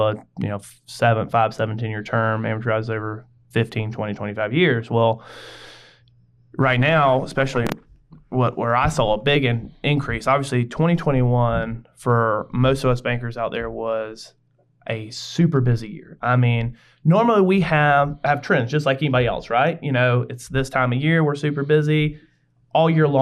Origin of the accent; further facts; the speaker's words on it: Greenville, South Carolina, United States; I went to Greenville High. So I was in the downtown area, and I graduated Greenville High in 2005